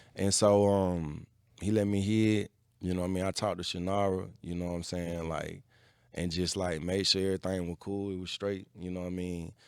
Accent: Atlanta, Georgia, United States; I'm from Atlanta.

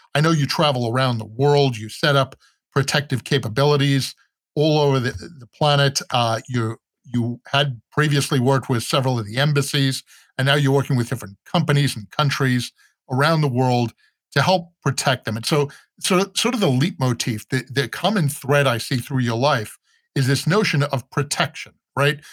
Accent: New York, United States; I'm from New York

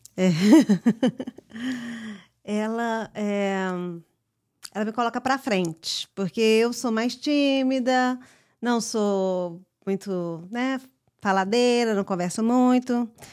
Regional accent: United States; nasci aqui nos Estados Unidos

